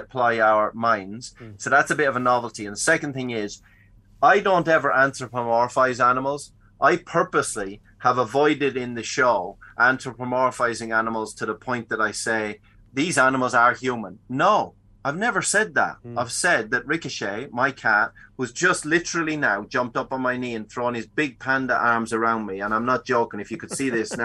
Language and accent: English; Dublin, Leinster, Ireland; Dublin's my hometown